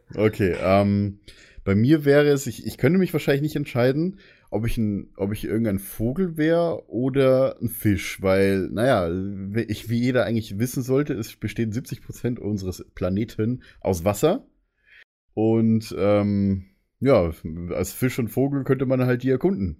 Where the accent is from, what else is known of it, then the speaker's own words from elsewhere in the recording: Bavaria, Germany; Ich bin ja selber Bayer